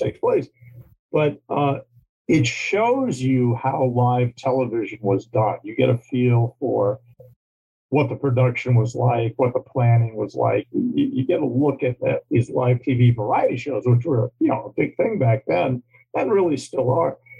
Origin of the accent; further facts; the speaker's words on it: New York, United States; moved away as an adult; also born or lived in Virginia; now in Glendale, California, United States; I say I'm from New York because that's basically where I grew up. But I was born in Virginia, raised in New York, uh, lived all over the place